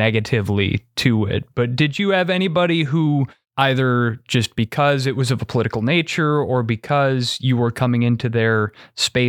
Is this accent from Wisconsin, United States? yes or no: yes; Wisconsin, United States; my home state of Wisconsin